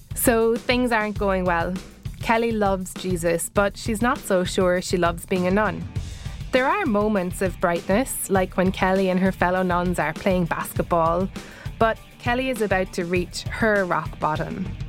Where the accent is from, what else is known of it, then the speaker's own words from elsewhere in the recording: Ireland; growing up in Ireland